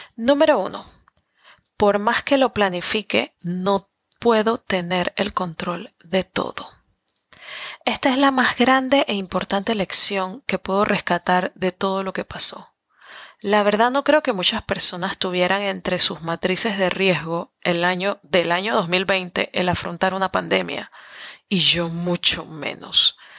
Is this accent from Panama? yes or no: yes; Panama; moved away as an adult; Soy latina, soy panameña, muy aferrada a mis raíces